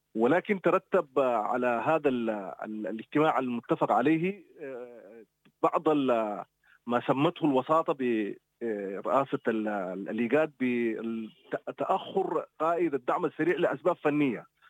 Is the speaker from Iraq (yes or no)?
no; Sudan; اذا لن نلتقي كسودانيين كقوى سياسيه